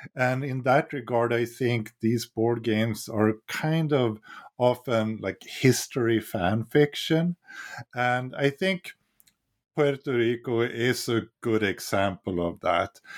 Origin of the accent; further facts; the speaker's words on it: Sweden; now in United States; I'm from Sweden